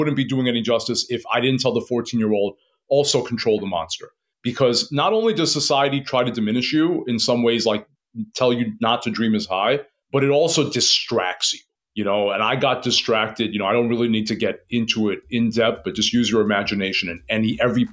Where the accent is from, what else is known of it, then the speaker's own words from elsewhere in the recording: New York City, New York, United States; I was born and raised in Queens.